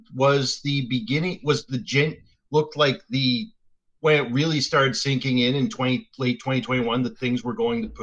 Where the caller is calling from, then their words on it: Dartmouth, Nova Scotia, Canada; Where I'm calling from is Dartmouth, Nova Scotia, Canada.